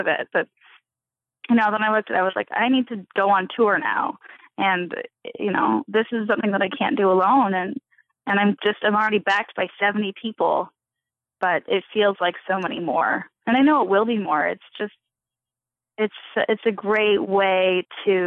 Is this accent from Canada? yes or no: yes; Canada; I'm Canadian.